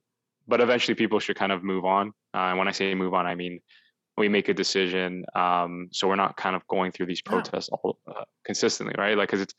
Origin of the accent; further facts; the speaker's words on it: Toronto, Ontario, Canada; from Toronto, like I said before